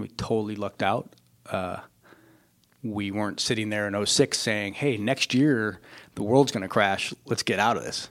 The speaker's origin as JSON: {"language": "English", "region": "Colorado", "country": "United States", "tie": "born or raised there", "also_born_or_lived": "New York City", "moved": "as an adult", "lives_now": "Los Angeles, United States", "said": "I grew up in Colorado, so I w- wasn't obviously on the coasts and part of that world, but grew up in Colorado"}